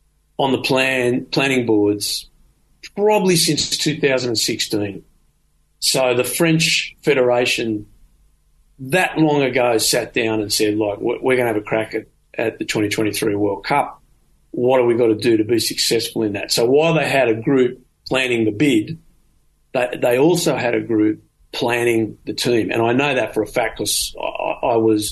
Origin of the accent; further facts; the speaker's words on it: Australia; as an Australian